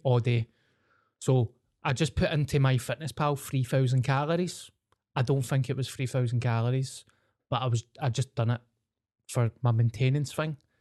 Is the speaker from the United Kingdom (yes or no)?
yes; Scotland, United Kingdom; I'm the …